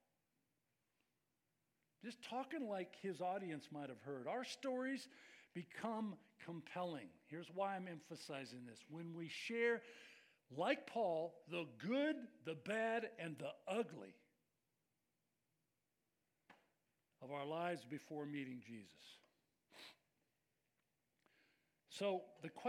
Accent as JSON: {"language": "English", "area": "Bay Area", "region": "California", "country": "United States", "tie": "born or raised there", "said": "I grew up in the Bay Area. I was the son of a preacher"}